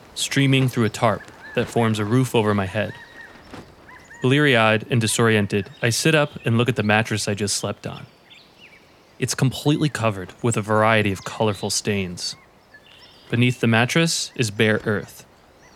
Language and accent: English; Ringwood, New Jersey, United States; I'm in Ringwood, New Jersey, my hometown